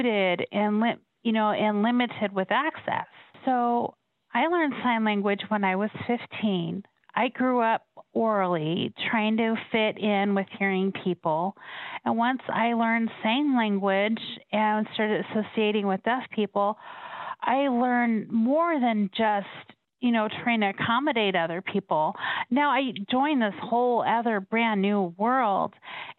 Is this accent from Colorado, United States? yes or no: yes; Colorado, United States; I was born and raised in Colorado